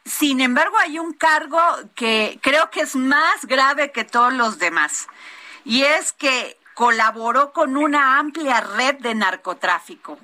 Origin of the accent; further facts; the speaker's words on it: Veracruz, Mexico; mi pueblo Veracruz